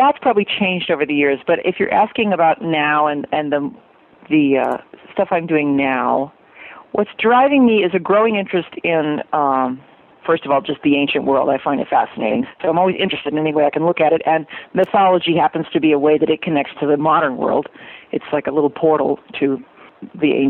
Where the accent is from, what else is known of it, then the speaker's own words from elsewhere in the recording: New Hampshire, United States; now in Utah, United States; I'm originally from New Hampshire